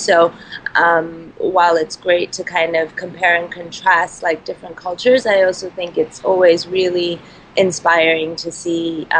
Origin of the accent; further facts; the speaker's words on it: Boston, Massachusetts, United States; born there; accent: American; I was born in Boston, and I mean, I think with my accent, the American side is kind of a giveaway.